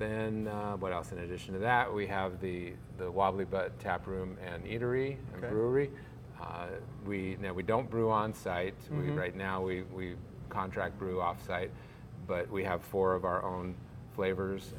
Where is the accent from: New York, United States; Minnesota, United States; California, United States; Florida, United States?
California, United States; San Francisco; also born or lived in Seattle, Washington; now in Lake Norman, United States; I moved here 11 years ago from Seattle. And I grew up in San Francisco